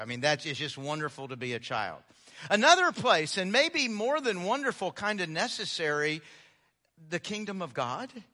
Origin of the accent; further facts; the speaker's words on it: Houston, Texas, United States; moved away; growing up in Houston